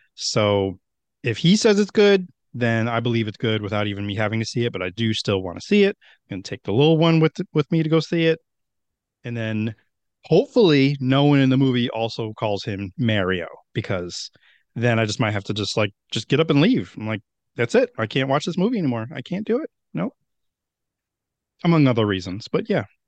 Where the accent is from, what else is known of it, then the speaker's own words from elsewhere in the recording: Meriden, Connecticut, United States; Meriden, where my hometown is